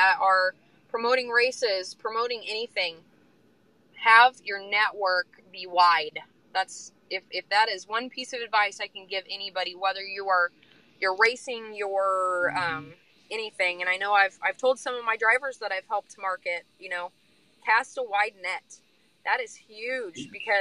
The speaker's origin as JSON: {"language": "English", "region": "Illinois", "country": "United States", "tie": "born or raised there", "moved": "yes", "lives_now": "Burlington, United States", "said": "I grew up in Illinois, so I also have that network in Illinois"}